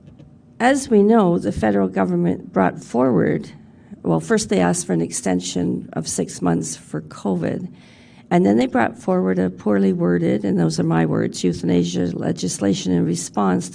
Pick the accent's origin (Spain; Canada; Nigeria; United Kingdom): Canada; Ontario; I'm from Ontario